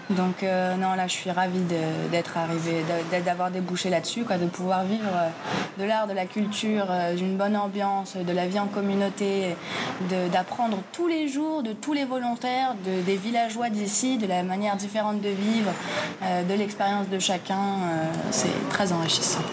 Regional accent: Paris, Île-de-France, France; moved away as an adult; now in Colombia; je suis parisienne

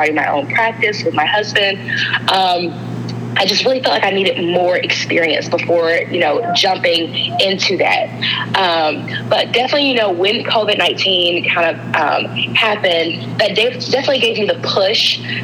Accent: Alabama, United States; I am from Alabama.

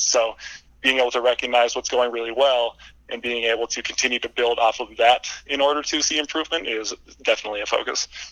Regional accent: Vermont, United States; moved away as an adult; now in Lake Tahoe, United States; I moved back to my home state of Vermont.

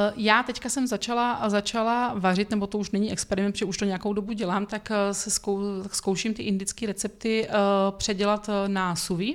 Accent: Brno, South Moravian Region, Czechia; jako Brňák

